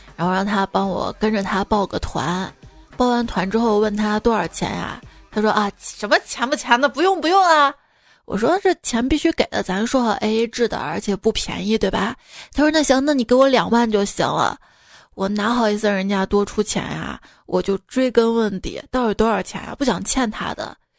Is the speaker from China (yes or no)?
yes; Xi'an, Shaanxi, China; 作为一名西安人